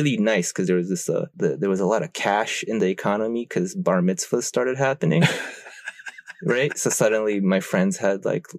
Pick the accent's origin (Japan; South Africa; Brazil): Japan; so I'm from Japan. So I'll go to Japan every summer and I'll go to school there.